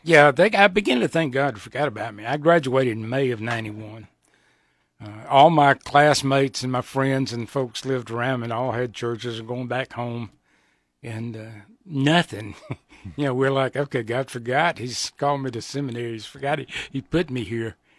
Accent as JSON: {"language": "English", "region": "Georgia", "country": "United States", "tie": "born or raised there", "also_born_or_lived": "South Carolina / Atlanta", "moved": "as an adult", "lives_now": "Nebraska, United States", "said": "I was born in South Carolina, raised in Georgia."}